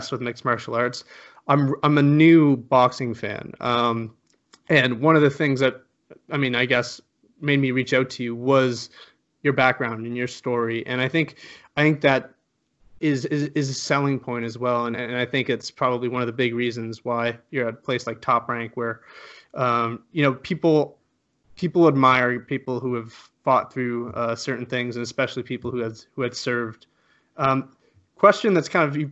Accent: Canada; I'm Canadian

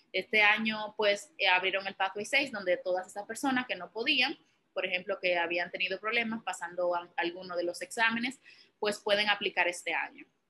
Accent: Santiago de los Caballeros, Santiago, Dominican Republic; moved away as an adult; also born or lived in Bronx, New York; now in New York, United States; yo vengo de Santiago, República Dominicana

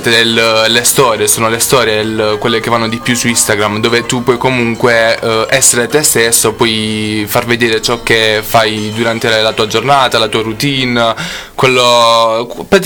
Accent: Terlizzi, Apulia, Italy; Allora, io sono di Terlizzi, ah. una provincia di Bari.

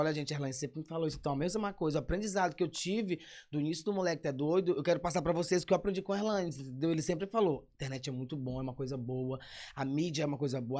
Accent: São Luís, Maranhão, Brazil; Sou de São Luís, nascido e criado no São Cristóvão

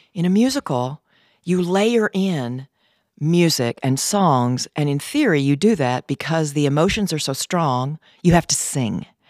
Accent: Gleason, Tennessee, United States; now in LaGrange, United States; I am from Gleason, Tennessee.

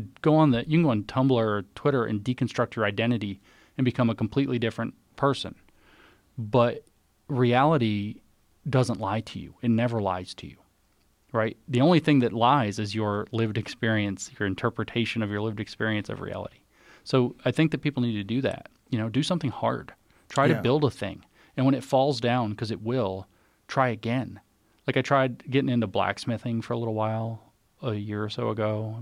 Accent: Tennessee, United States; I'm from Tennessee, so it's like sticky clay.

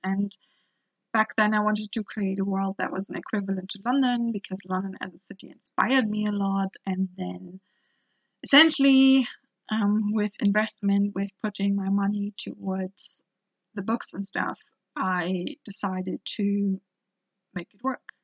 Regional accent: Germany; I was growing up in Germany

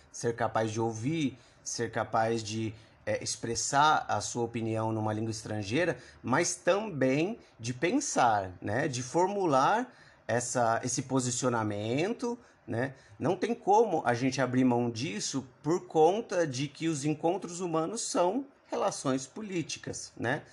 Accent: Brazil; eu vivo aqui, nasci e cresci no Brasil

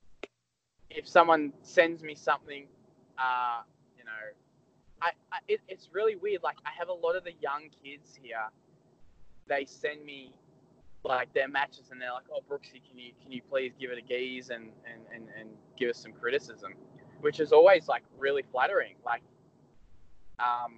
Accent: Melbourne, Victoria, Australia; I'm from Melbourne

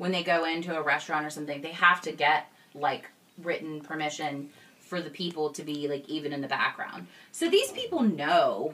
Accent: East Coast, United States; we're from the East Coast.

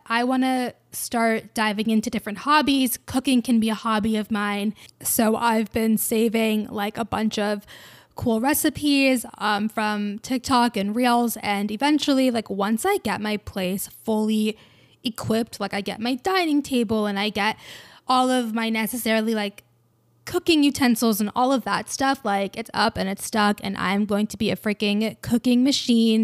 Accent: Georgia, United States; I'm from Georgia

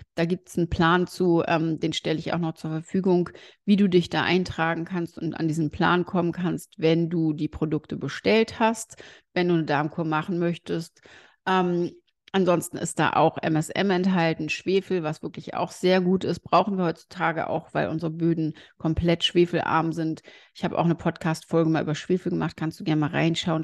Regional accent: Germany; bei uns in Deutschland

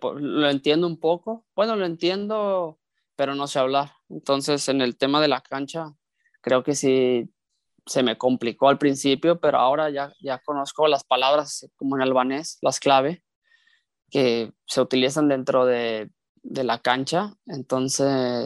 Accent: Mexico; moved away as an adult; now in Kosovo; como lo he vivido como mexicano, siendo parte del torneo local y ahora como extranjero

